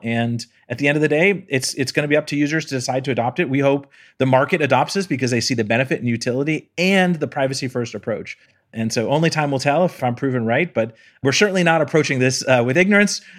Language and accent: English; Palo Alto, California, United States; I'm from Palo Alto